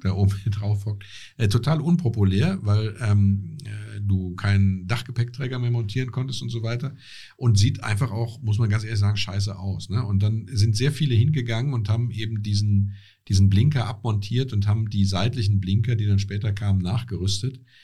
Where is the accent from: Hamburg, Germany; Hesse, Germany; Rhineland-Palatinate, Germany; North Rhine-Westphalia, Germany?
Rhineland-Palatinate, Germany; Essenheim; ich komme aus Essenheim